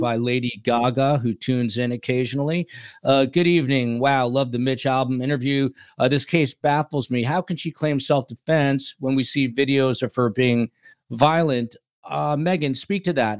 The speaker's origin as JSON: {"language": "English", "region": "New Jersey", "country": "United States", "tie": "born or raised there", "moved": "yes", "lives_now": "Miami, United States", "said": "New Jersey, my home state"}